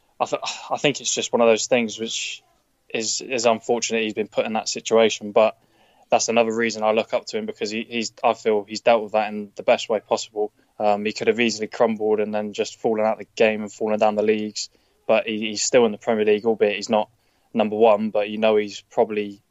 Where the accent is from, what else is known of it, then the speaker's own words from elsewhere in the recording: Bristol, South West England, United Kingdom; So they're my hometown team